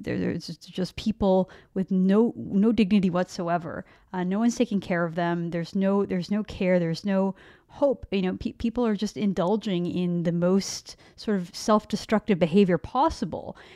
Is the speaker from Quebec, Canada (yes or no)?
no; Vancouver, British Columbia, Canada; I grew up in Vancouver